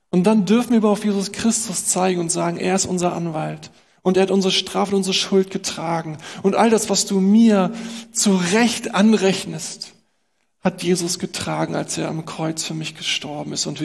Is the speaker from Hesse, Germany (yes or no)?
no; Berlin, Germany; Und sie sagt uns, was wir als Berliner natürlich auch nicht hören wollen.